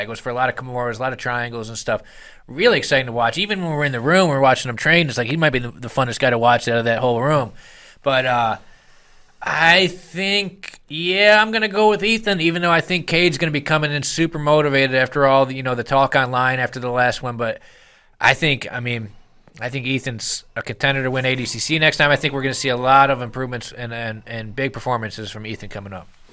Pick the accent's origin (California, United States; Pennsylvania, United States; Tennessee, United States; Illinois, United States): Illinois, United States; Chicago; I'm from Chicago